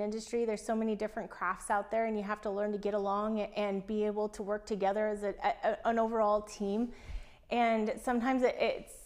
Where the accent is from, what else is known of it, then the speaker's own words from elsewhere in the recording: Enterprise, Oregon, United States; moved away; I grew up in Enterprise, Oregon.